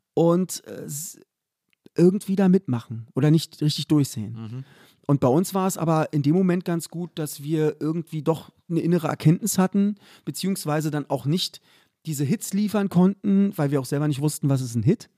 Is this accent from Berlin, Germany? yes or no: yes; Berlin, Germany; der Club bei uns in Köpenick